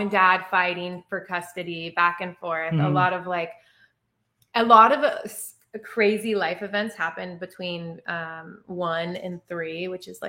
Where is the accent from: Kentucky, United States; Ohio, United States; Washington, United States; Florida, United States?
Washington, United States; Snoqualmie; I grew up in a small town outside of Seattle, Snoqualmie, Washington